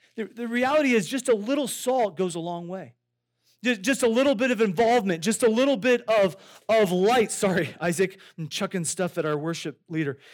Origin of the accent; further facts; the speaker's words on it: Iowa, United States; I grew up in Iowa